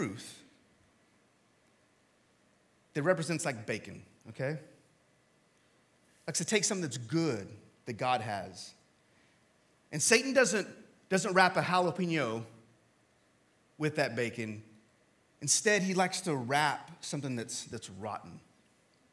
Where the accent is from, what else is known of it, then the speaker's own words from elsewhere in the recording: Texas, United States; I'm from Texas